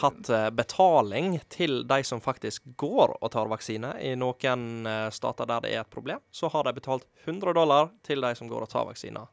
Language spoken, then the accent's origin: Norwegian; Måløy, Vestland, Norway; moved away; jeg er fra Måløy, så jeg er litt for dialektkvote